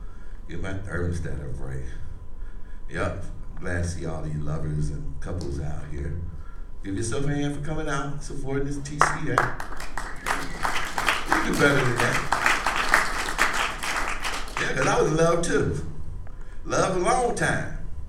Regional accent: Chicago, Illinois, United States; See, I'm from Chicago. Anybody been there? Yeah, you know, it's okay. It's okay, I moved here.

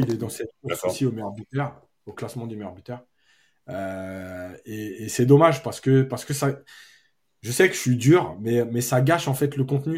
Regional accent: Algeria; now in Paris, France; je suis algérien

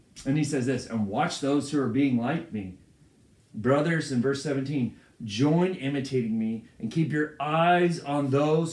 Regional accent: United States; I'm proud to be an American

